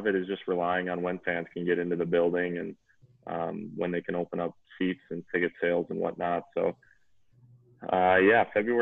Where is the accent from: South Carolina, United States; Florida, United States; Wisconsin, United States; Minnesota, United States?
Minnesota, United States; Hugo; I grew up in Hugo, Minnesota.